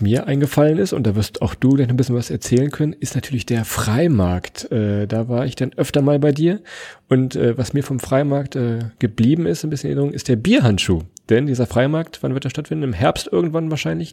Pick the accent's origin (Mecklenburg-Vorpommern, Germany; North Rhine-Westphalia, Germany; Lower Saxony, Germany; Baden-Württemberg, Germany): Lower Saxony, Germany; Holzminden; wir kommen ja aus Holzminden, ist ja bekannt für Straßentheater